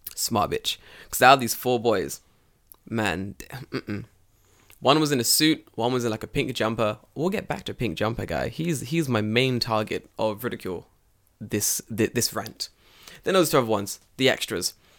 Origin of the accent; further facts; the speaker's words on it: London, United Kingdom; moved away as an adult; now in Japan; I grew up in London